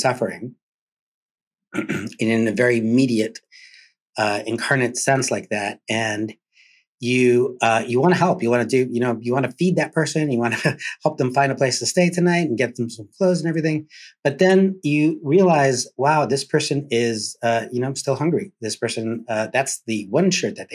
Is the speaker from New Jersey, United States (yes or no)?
no; San Diego, California, United States; moved away; also born or lived in Miami, Florida / Cuba (ancestry); that child of Cuban refugees growing up in San Diego, California, and later in Miami